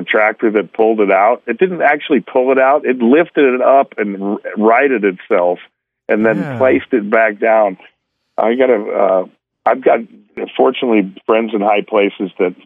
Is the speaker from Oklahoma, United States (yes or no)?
yes; Oklahoma, United States; I grew up in Oklahoma, so I have experience riding horses.